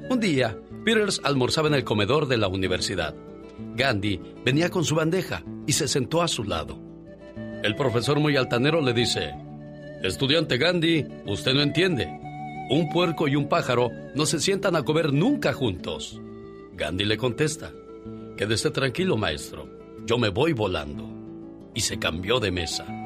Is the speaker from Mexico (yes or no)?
yes; Ciudad Juárez, Chihuahua, Mexico; moved away; con saludos para la gente de Ciudad Juárez, Chihuahua, porque un día Salí de Chihuahua, pero Chihuahua nunca salió de mí.